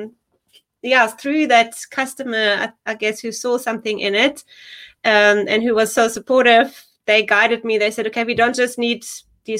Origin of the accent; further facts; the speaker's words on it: Germany; moved away as an adult; now in South Africa; So originally I'm actually from Germany. So I grew up there. And then in my early 20s, I moved to South Africa for an internship